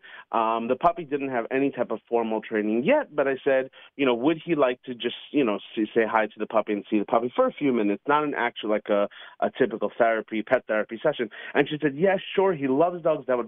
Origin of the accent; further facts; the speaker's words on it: New York City, New York, United States; when I was a little kid growing up in Queens, New York